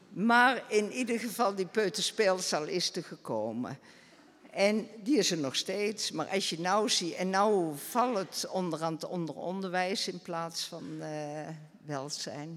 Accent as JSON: {"language": "Dutch", "town": "Beesd", "region": "Gelderland", "country": "Netherlands", "tie": "born or raised there", "moved": "as an adult", "lives_now": "Rumpt, Netherlands", "said": "Ik ben in Beest geboren, getrouwd met iemand uit Rumt"}